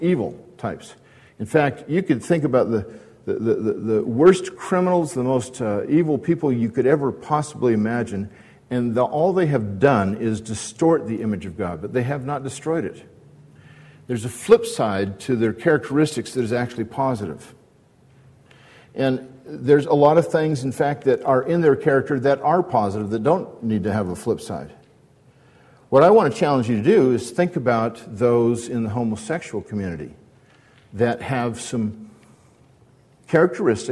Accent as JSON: {"language": "English", "town": "Newport Beach", "region": "California", "country": "United States", "tie": "born or raised there", "said": "I grew up in Newport Beach with John Stevens right here"}